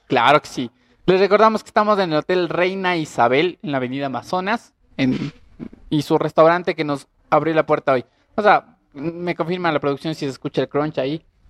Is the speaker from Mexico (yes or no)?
no; Ecuador; also born or lived in Latacunga; Somos ecuatorianos